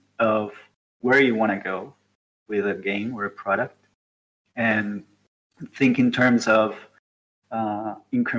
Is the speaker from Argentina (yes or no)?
yes; Argentina; moved away as an adult; now in Uruguay; I'm from Argentina and I work in Uruguay. I've been working here for 3 years now